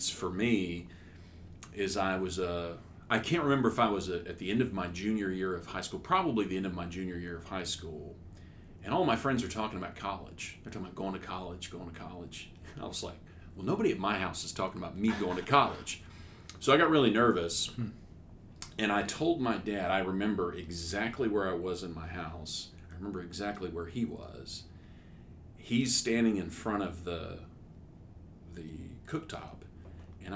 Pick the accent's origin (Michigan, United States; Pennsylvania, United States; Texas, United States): Texas, United States; Humble; also born or lived in Houston, Texas; I was born in Houston, Texas. I grew up in Humble, Texas, which is north of Houston, about 20 miles